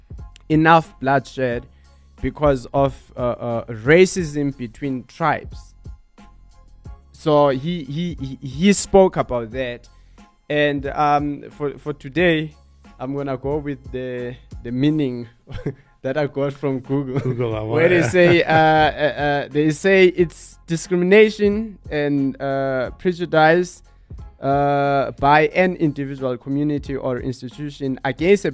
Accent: Eastern Cape, South Africa; when I was in Eastern Cape, I'm colored. So all the kids, they used to see me as a white kid.

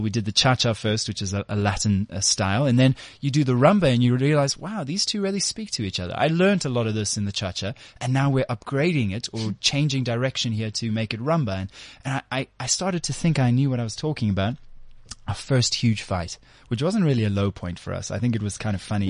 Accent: South Africa; we're proudly South Africans

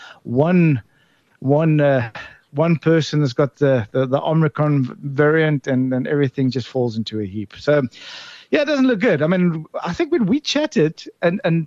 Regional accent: South Africa; as a South African

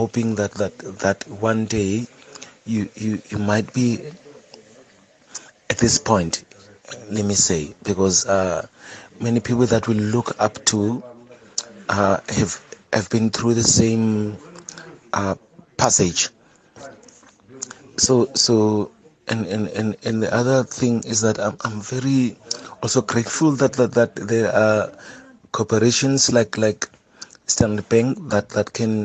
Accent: Cape Town, Western Cape, South Africa; I'm from Khayelitsha

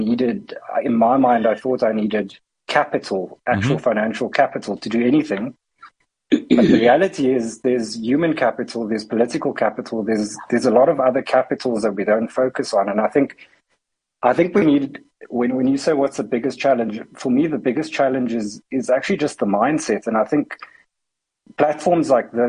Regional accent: Cape Town, Western Cape, South Africa; I grew up in Cape Town.

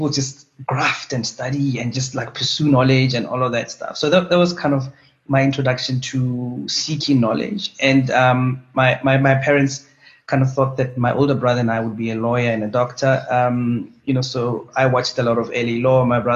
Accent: Pretoria, Gauteng, South Africa; So I'm a Pretoria boy. I grew up in Harankua, just outside Pretoria.

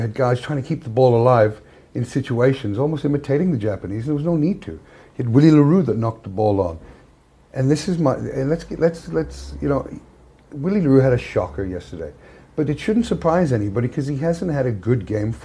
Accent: Wales, United Kingdom; now in South Africa; As a Welshman

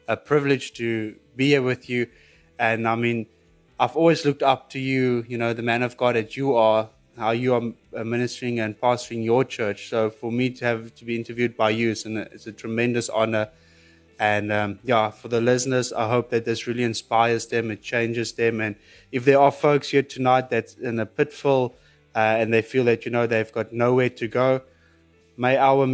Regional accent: Pretoria, Gauteng, South Africa; I was born in Pretoria

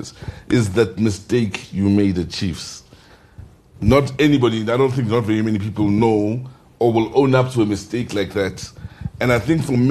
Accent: Welkom, Free State, South Africa; when I was growing up in Welkom

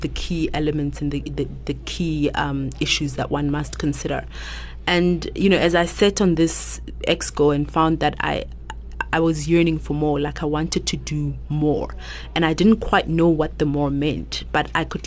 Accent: Lesotho; moved away as an adult; now in South Africa; I come from Lesotho actually, and I grew up there.

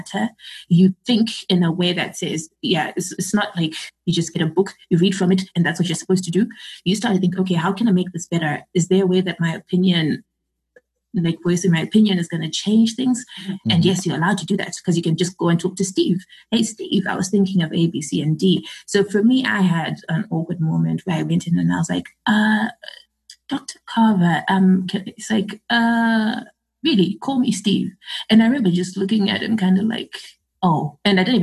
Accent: Zimbabwe; I'm from Zimbabwe.

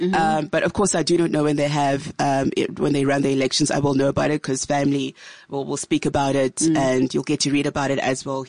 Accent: Ghana; Difficult because we're from Ghana and our parents had moved down this side.

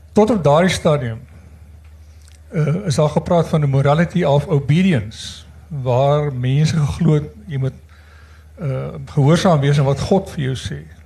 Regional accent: Stellenbosch, Western Cape, South Africa; now in Windhoek, Namibia; ek beskou myself as 'n Stellenbosser, maar ek bly al 30 jaar

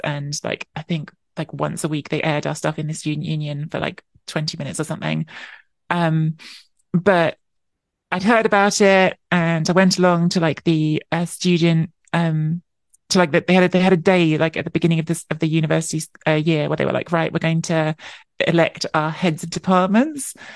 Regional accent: London, United Kingdom; I was born and grew up in London.

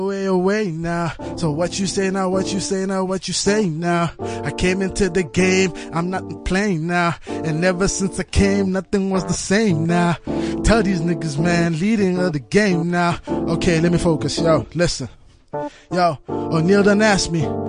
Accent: Tembisa, Gauteng, South Africa; I grew up in Tembisa, you know, and that's the hood

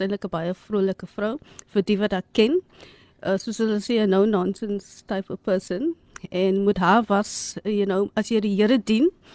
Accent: Cape Town, Western Cape, South Africa; ons is eintlik van Ottery. So ons het nou groot geword in 'n flat, you know, the Cape Flats.

